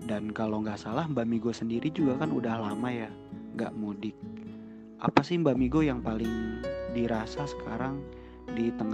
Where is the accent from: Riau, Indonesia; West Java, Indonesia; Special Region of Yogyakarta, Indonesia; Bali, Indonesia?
West Java, Indonesia; Kuningan; now in Jakarta, Indonesia; Aku asalnya dari Kuningan, Jawa Barat, dan Kuningan itu salah satu kota kecil yang ada di dekatnya Cirebon.